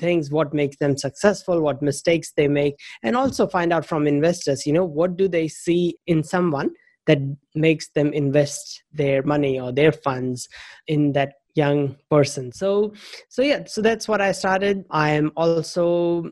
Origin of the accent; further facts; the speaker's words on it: India; moved away as an adult; also born or lived in United States / Thailand; now in New Zealand; I'm originally from India, but the last about 19, 20 years, I've been in New Zealand